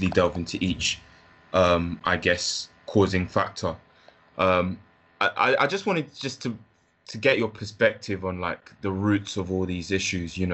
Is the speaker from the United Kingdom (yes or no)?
yes; London, United Kingdom; also born or lived in Leicester / Ghana; I was born in Leicester, briefly lived in Ghana, and then spent the early part of my childhood just living in like Clapham Park, so kind of near Brixton